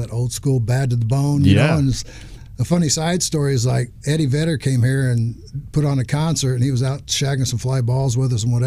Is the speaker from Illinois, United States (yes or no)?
yes; Centralia, Illinois, United States; I also have a home in my hometown, Centralia, Illinois